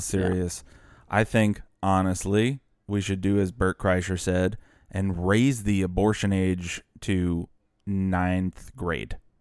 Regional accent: New Orleans, Louisiana, United States; I grew up in the New Orleans metro area

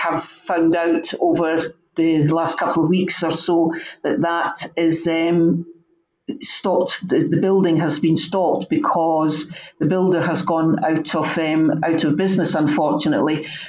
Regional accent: Edinburgh, Scotland, United Kingdom; I don't live in the area. I was brought up in Loganleigh and had lived there for nearly 20 years, and then I did live for the first possibly 8 years of my married life. I lived in Abbey Hill, just on the cusp of the ward.

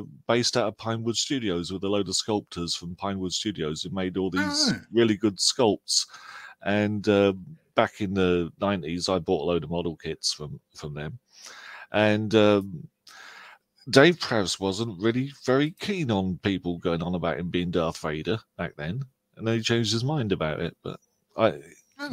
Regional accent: England, United Kingdom; we're all English

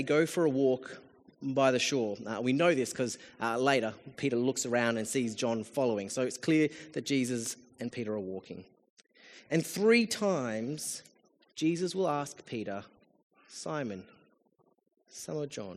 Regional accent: Australia; as an Australian

